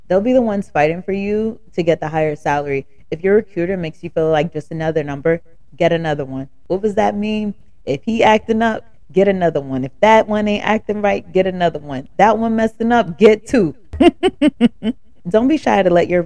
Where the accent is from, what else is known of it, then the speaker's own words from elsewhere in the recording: the South, United States; accent: country ghetto Ebonics; now in New Jersey, United States; I'm from the South